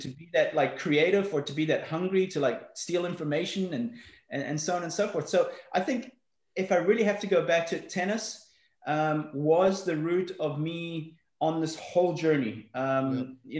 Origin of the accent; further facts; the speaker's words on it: Johannesburg, Gauteng, South Africa; also born or lived in Belfast, Northern Ireland; I was brought up in South Africa. I was born in Belfast, Northern Ireland. We left there when I was six. Um, uh, moved to, uh, to Johannesburg, South Africa